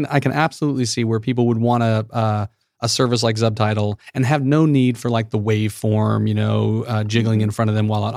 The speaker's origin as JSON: {"language": "English", "region": "Midwest", "country": "United States", "said": "one Midwesterner"}